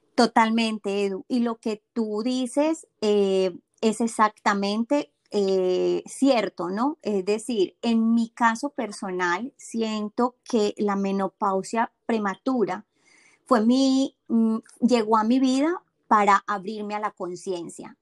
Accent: Colombia; moved away as an adult; now in Boston, United States; soy colombiana, eh, tengo 44 años y hace 7 años que vivo aquí en Boston, en Estados Unidos.

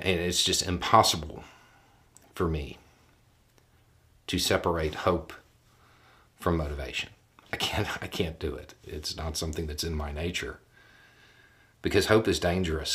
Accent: the South, United States; I grew up in the South.

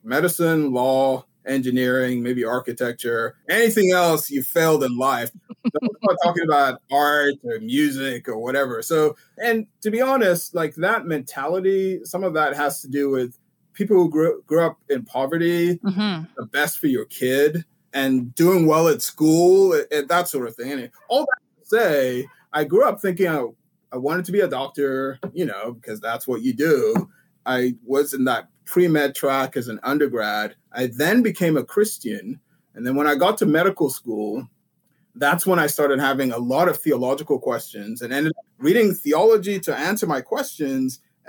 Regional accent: Vienna, Austria; also born or lived in Sweden / England / Montreal, Canada; I was born in Sweden. I grew up in Vienna, Austria, and went to school in England for a little bit and Montreal, Quebec.

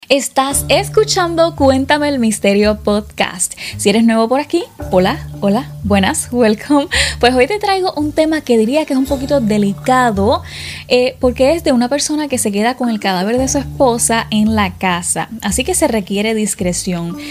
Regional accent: Puerto Rico; Yo soy de Puerto Rico

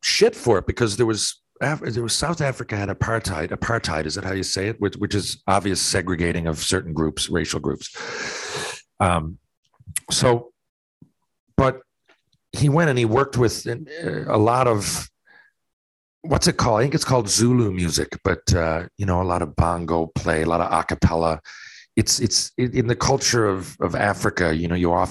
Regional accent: St. John's, Newfoundland and Labrador, Canada; also born or lived in Mount Pearl; I love not only playing for my home province, but my hometown. I was born in St. John's. And, you know, I live in Mount Pearl, but I was born in St. John's. I grew up watching the Caps

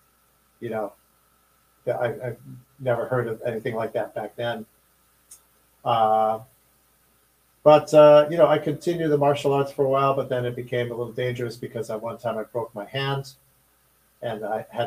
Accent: Chicago, Illinois, United States; I was growing up in Chicago during the riots in 1968

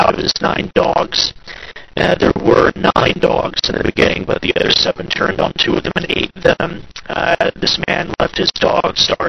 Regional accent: Chillicothe, Ohio, United States; I'm from Chillicothe, Ohio, which is Ohio's first capital

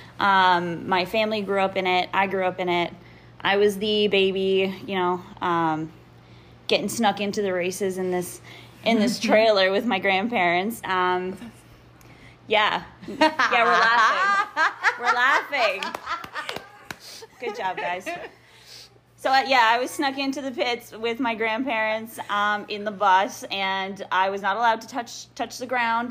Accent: Canada; I'm Canadian

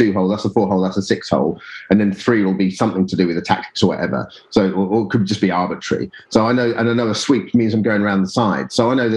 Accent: Colchester, East of England, United Kingdom; I grew up in Colchester, which is about 60 miles northeast of London

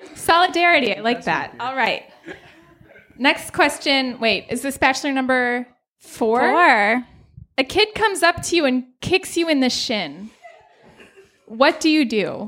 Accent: Minnesota, United States; I'm from Minnesota and I love my home state.

